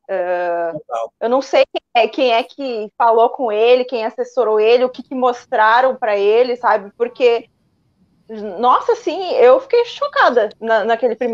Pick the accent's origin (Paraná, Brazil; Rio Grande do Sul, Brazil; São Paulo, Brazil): Rio Grande do Sul, Brazil; now in Portugal; eu, eu, eu claro, sou gaúcho eu e, moro, e, moro